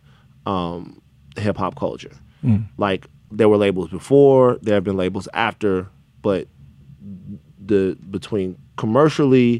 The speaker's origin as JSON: {"language": "English", "town": "Baton Rouge", "region": "Louisiana", "country": "United States", "said": "I'm from Baton Rouge, I'm from Louisiana."}